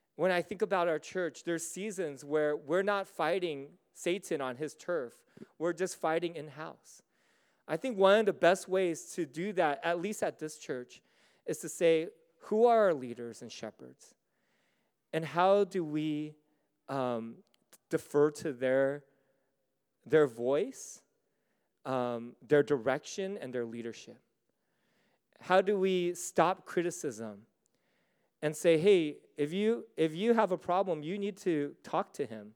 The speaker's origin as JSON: {"language": "English", "country": "United States", "also_born_or_lived": "Singapore", "said": "I'm American. I'm American through and through"}